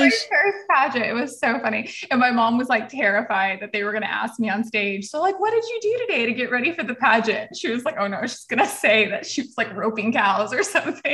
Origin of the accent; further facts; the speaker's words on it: El Paso, Texas, United States; moved away; also born or lived in Tennessee; I was actually Little Miss El Paso when I grew up in Texas